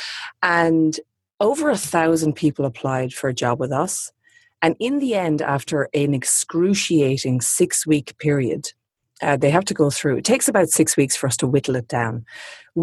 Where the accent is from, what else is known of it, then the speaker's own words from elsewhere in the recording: Sydney, New South Wales, Australia; I'm obviously in my hometown of Sydney at the moment